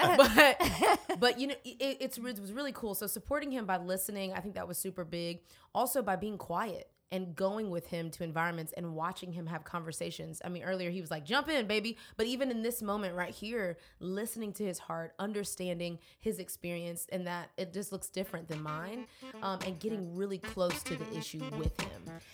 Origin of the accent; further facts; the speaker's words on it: Houston, Texas, United States; now in Atlanta, United States; I am originally from Houston, Texas